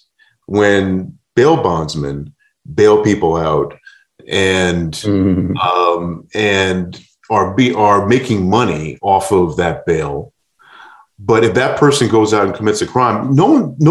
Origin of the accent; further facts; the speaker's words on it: New York, United States; I grew up in New York in the 80s